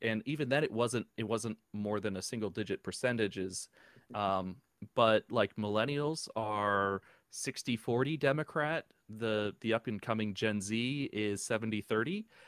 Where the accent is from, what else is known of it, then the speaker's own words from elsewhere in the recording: New Jersey, United States; now in Florida, United States; I grew up in New Jersey